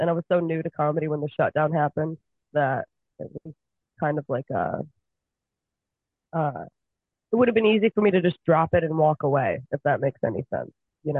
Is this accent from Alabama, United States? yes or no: no; Michigan, United States; 4 or 5 months on, 8 months off in Michigan, especially. I'm from Michigan.